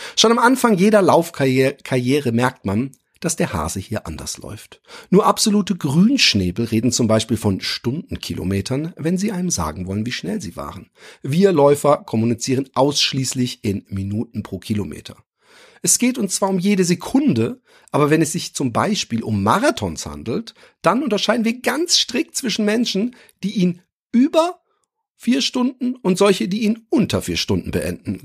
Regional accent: Germany; ich bin Deutscher

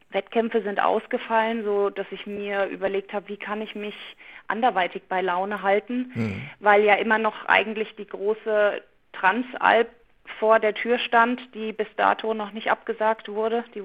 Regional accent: Hesse, Germany; von Eschenlohe aus nach Hause in den Odenwald gelaufen, mhm. in meine alte Heimat, genau.

